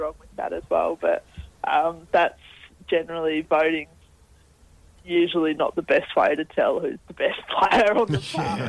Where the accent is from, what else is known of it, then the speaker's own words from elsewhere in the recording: Australia; It's a tough one to wrap your head around, especially as an Australian